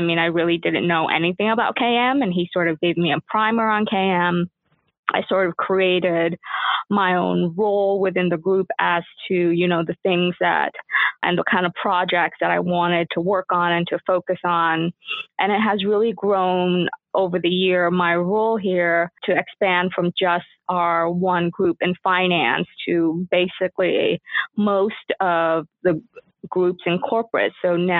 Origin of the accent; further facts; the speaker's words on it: Southern California, United States; I am a Southern California girl. I grew up in Southern California. I went to college at UCLA.